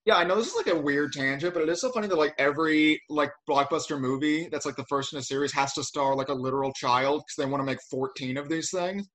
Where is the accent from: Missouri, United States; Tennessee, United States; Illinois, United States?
Missouri, United States; St. Louis; now in Los Angeles, United States; I'm from like a suburb of St. Louis